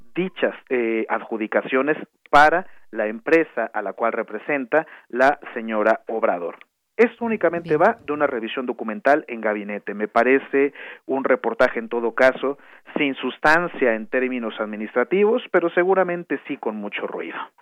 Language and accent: Spanish; Mexico; como mexicanos, como mexicanos